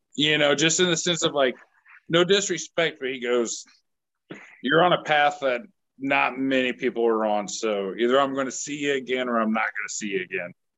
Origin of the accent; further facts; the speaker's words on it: Manhattan, Kansas, United States; moved away as an adult; also born or lived in Nashville, Tennessee / Texas; I'm from Manhattan, Kansas